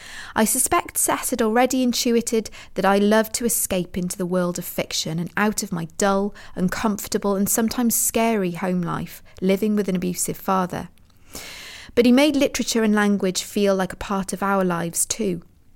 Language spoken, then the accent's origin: English; Mirfield, Yorkshire and the Humber, United Kingdom; I wandered around the hills near the golf club above my hometown of Murfield in West Yorkshire.